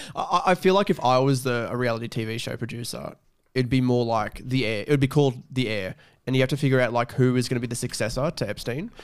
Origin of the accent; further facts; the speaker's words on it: Australia; the horse capital of Australia